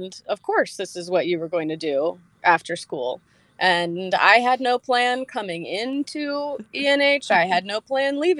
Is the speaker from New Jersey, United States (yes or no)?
no; half an hour north of Asheville, North Carolina, United States; I grew up about half an hour north of Asheville, so about an hour from where I'm currently living